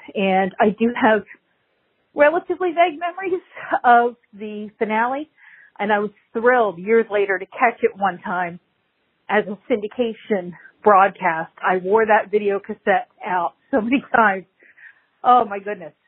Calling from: Florida, United States; I'm calling from Florida.

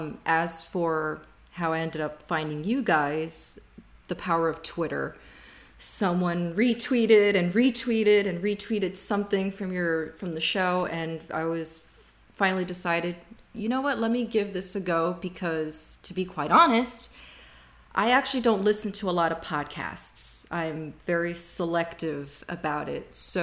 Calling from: Miami, Florida, United States; I am based out of Miami, Florida.

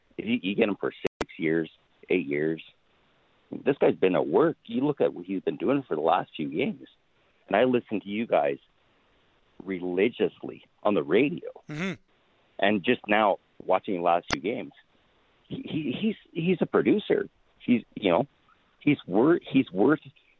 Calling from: Calgary, Alberta, Canada; also born or lived in Nanton, Alberta; No, I'm calling from Calgary. I used to call you a few times from Nanton.

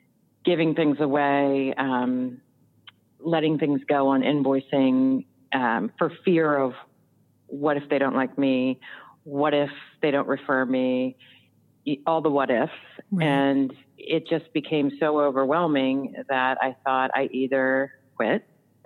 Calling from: Timonium, Maryland, United States; I am calling from Timonium, Maryland. It's about 20 minutes outside of Baltimore, Maryland.

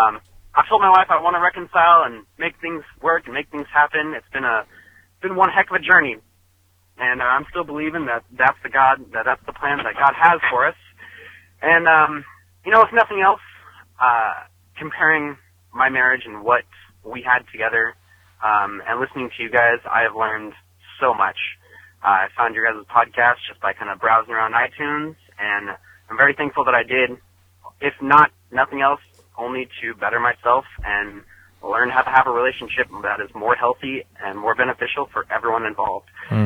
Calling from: Northern California, United States; I'm calling from the Northern California area.

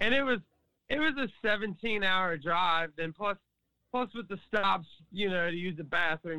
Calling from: Maryland, United States; I'm calling from Maryland, right outside of Washington, D.C.

